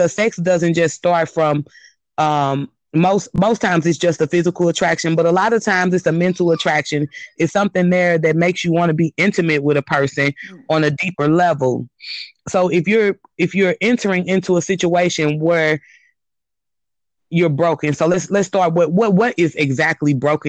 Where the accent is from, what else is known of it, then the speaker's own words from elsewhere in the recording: St. Louis, Missouri, United States; I am from St. Louis, Missouri, and just to give you a little bit of background about myself, living in Missouri most of my life